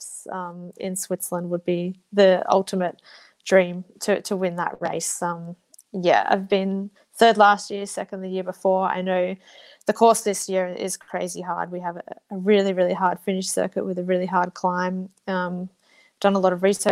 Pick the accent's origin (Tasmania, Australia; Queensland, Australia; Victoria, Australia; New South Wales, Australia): New South Wales, Australia; Blue Mountains; moved away; I'm from the Blue Mountains, so I love just being able to appreciate where I live